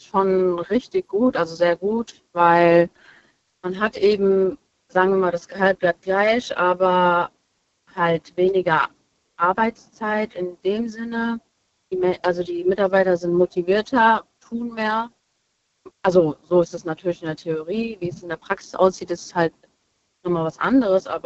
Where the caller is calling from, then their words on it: Hesse, Germany; Äh, ich komme aus äh, Nähe Limburg.